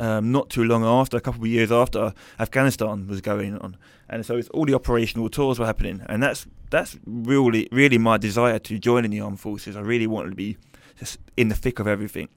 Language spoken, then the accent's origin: English; London, United Kingdom; I was brought up in East London